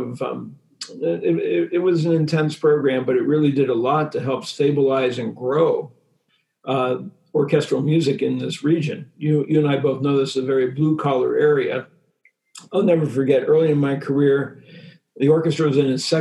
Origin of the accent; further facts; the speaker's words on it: Harrisburg, Pennsylvania, United States; I grew up in Harrisburg